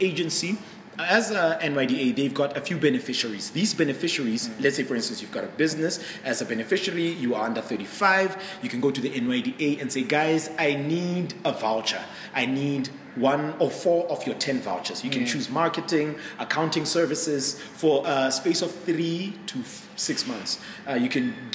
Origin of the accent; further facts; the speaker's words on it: Mahikeng, North West, South Africa; moved away; I'm from Mafikeng originally